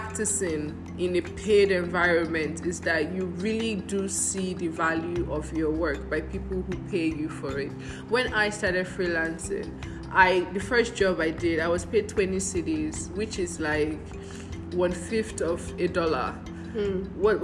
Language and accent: English; Nigeria; moved away as an adult; also born or lived in Ghana; And I'm Nigerian. I'm African